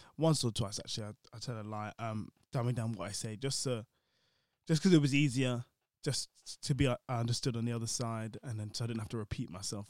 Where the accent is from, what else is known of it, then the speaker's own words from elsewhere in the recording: London, United Kingdom; growing up in London